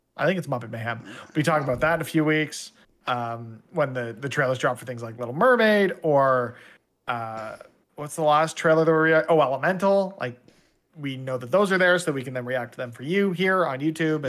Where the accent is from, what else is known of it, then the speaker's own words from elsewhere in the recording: Canada; I'm sitting here as a Canadian